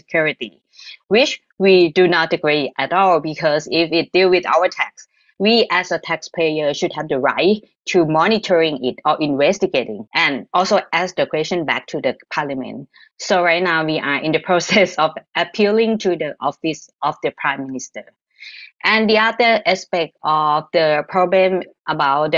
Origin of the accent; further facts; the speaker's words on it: Thailand; I'm from Thailand.